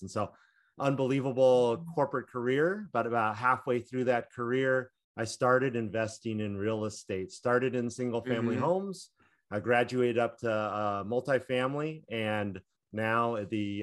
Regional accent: Orange County, California, United States; growing up in California, Orange County, California

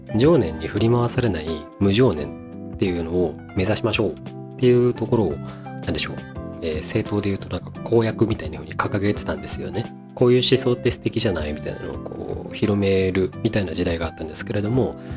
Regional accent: Tokai, Japan; まあ、東海地方の出身なんですけれども

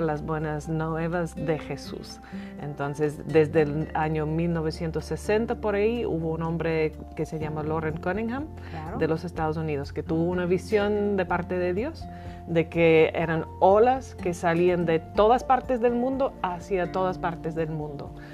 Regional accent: Northern Ireland, United Kingdom; first language English; Spanish is a second language; moved away as an adult; also born or lived in England / Bolivia / Dublin, Ireland; now in Mexico; yo nací en Irlanda del Norte, crecí ahí en una familia cristiana

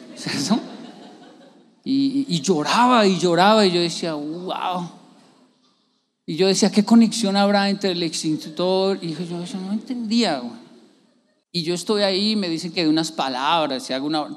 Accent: Bogotá, Colombia; uno que es de barrio

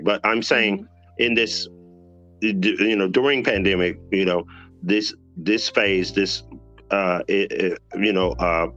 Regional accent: Dallas, Texas, United States; moved away as an adult; now in Atlanta, United States; I've been in Dallas my whole life.

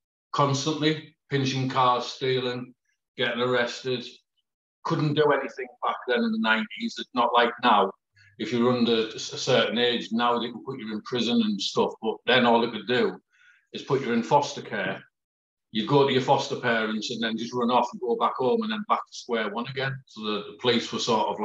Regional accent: Peterlee, North East England, United Kingdom; also born or lived in Middlesbrough; I was born in Middlesbrough, but my mum had to flee from Middlesbrough for me dad. And so she ended up in Peak Lee in County Durham. And I sort of grew up there

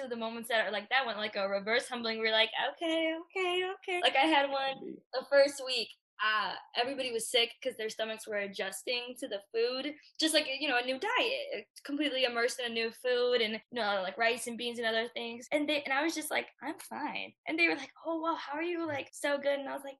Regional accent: Chicago, Illinois, United States; I'm from Chicago

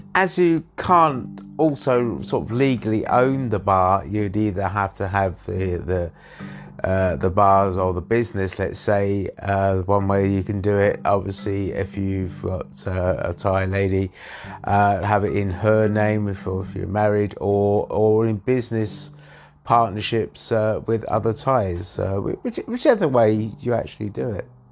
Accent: England, United Kingdom; moved away; I was born in England

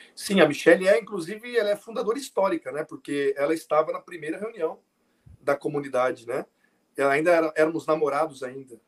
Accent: Votuporanga, São Paulo, Brazil; eu sou de Votuporanga, São Paulo

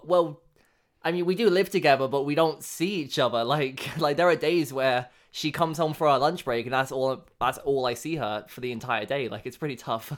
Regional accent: England, United Kingdom; now in Canada; I was born in England

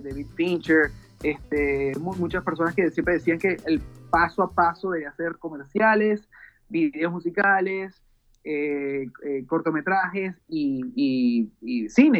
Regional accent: Venezuela; soy venezolano, tengo 32 años de edad

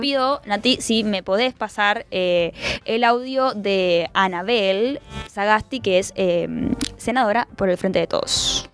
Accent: Argentina; nuestro país

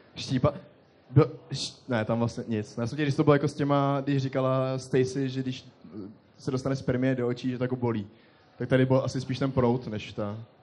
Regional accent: Most, Ústí nad Labem Region, Czechia; Já jsem z Mostu

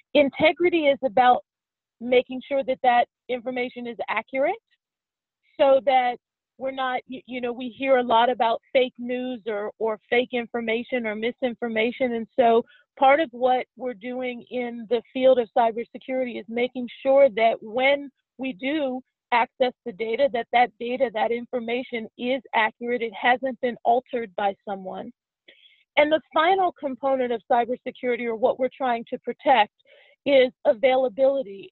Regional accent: Pittsburgh, Pennsylvania, United States; moved away as an adult; now in Washington, D.C., United States; I was raised in Pittsburgh, and I'm a proud Steelers fan

